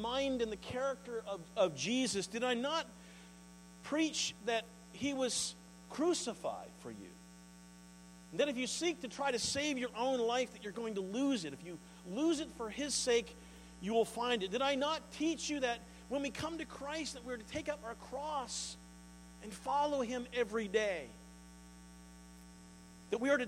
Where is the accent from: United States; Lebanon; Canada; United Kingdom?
Canada; the East, Eastern Canada; moved away; also born or lived in Sussex, New Brunswick; See, I'm from the East.